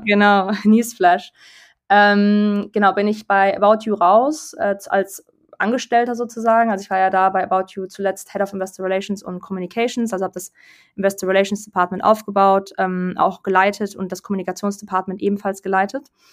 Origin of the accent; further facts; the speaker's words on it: Berlin, Germany; also born or lived in London; ich komme aus Berlin, ursprünglich